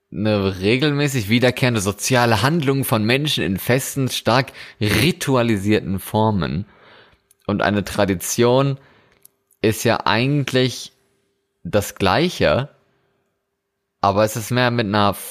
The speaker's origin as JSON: {"language": "German", "country": "Germany", "said": "wenn man jetzt in meine alte Heimat in Deutschland guckt, und dann sieht man da ähm, diese Schützenfeste, die es ja in jedem Dorf gibt."}